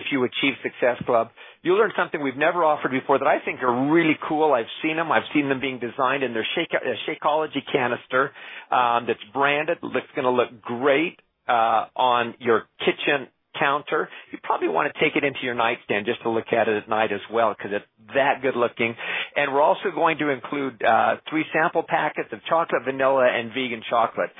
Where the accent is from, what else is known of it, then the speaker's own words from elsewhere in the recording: Canada; I'm Canadian